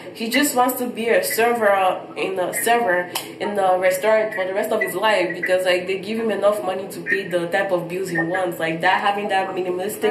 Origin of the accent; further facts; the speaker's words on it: Nigeria; now in United States; back in my home country, Nigeria